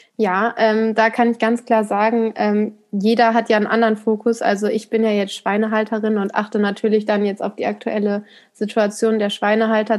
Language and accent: German; Ruhr area, between Marl and Haltern am See, North Rhine-Westphalia, Germany; Und das Bauerndorf ist Kleinherne. Hier bin ich auch aufgewachsen